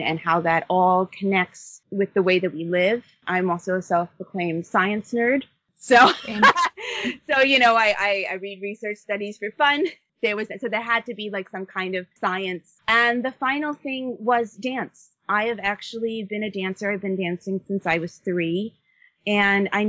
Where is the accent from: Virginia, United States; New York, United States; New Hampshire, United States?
New York, United States; Long Island; I grew up on Long Island, New York